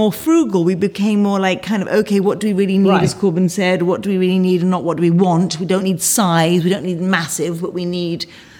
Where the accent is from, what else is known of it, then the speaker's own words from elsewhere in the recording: Sunninghill, South East England, United Kingdom; moved away as an adult; now in France; I grew up in Sunning Hill near Ascot, in that whole area.